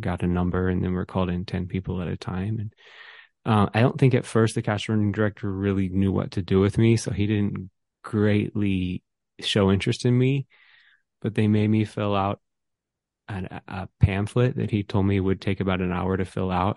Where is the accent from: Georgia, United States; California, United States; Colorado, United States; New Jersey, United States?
Georgia, United States; Atlanta; I grew up in the suburb of North Georgia